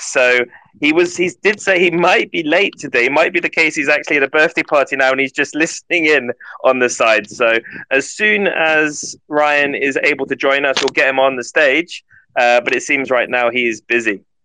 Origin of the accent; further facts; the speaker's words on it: United Kingdom; I am British, so I didn't learn a second language uh, in the school